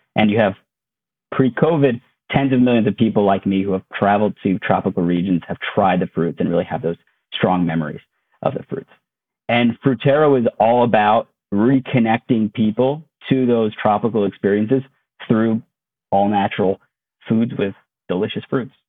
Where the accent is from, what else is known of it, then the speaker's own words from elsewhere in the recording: Connecticut, United States; moved away as an adult; also born or lived in Maryland; I grew up in Connecticut. Uh, my whole family lives there